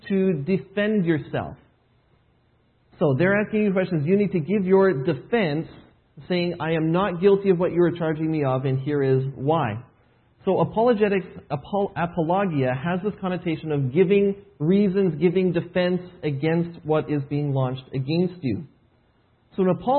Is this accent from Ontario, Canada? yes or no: no; Edmonton, Alberta, Canada; moved away as an adult; now in Shawnee, United States; Home is originally Edmonton, Alberta. That's where I was born and raised